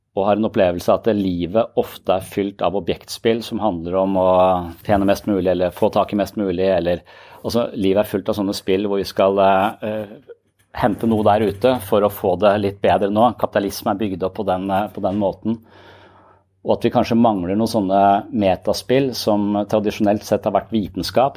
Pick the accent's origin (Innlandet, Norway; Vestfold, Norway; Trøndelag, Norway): Vestfold, Norway; Tønsberg; jeg er fra Østlandet, jeg er fra Tønsberg